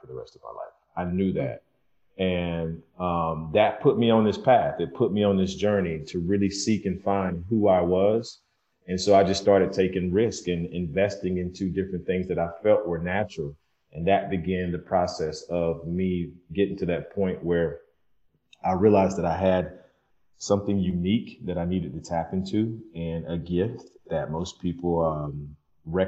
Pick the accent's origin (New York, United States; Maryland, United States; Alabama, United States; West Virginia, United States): Alabama, United States; Skipperville; moved away; I'm from Skipperville, Alabama, population of 600 with a caution light and, you know, a rooster that woke me up every morning at 6 a.m.